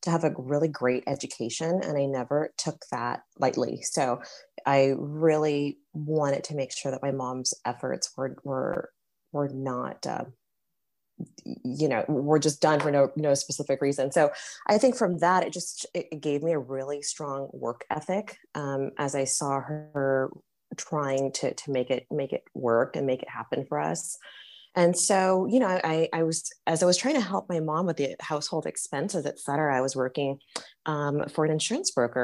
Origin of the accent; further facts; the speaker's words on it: Paris, Île-de-France, France; now in United States; I was born in Paris